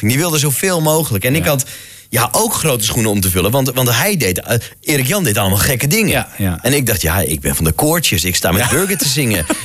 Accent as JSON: {"language": "Dutch", "region": "Friesland", "country": "Netherlands", "said": "Toen dacht ik: Ja, ja ik kom uit Friesland. We moeten iets doen met het Friese volkslied."}